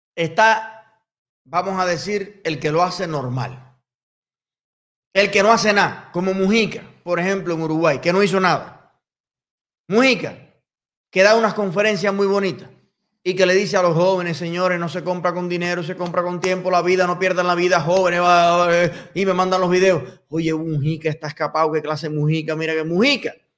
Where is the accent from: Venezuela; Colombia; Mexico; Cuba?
Cuba; Y soy cubano.